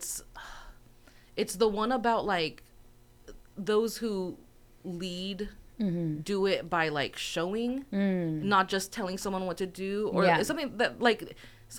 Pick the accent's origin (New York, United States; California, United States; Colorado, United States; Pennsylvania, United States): California, United States; Santa Maria; I'm from Santa Maria